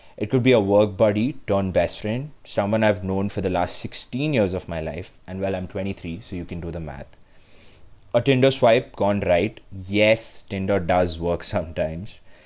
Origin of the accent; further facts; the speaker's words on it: Mumbai, Maharashtra, India; also born or lived in Bangalore; I'm from Mumbai